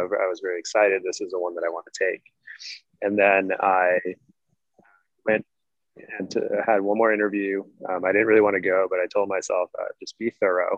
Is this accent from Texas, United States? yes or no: no; outside of Boston, Massachusetts, United States; I grew up outside of Boston